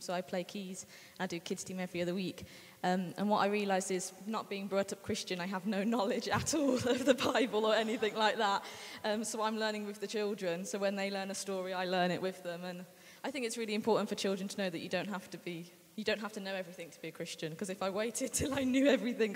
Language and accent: English; Birmingham, West Midlands, United Kingdom; moved away as an adult; now in Brighton, United Kingdom; I'm from Birmingham originally. I came down to Brighton for university.